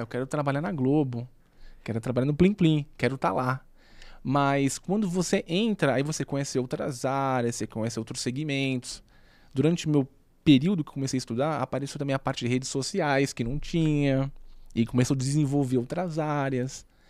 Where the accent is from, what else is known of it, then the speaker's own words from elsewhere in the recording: Santos, São Paulo, Brazil; moved away as an adult; now in São Paulo, Brazil; como eu sou de Santos, era muito mais difícil para mim no sentido que, se você quisesse ter uma carreira, teria que vir para São Paulo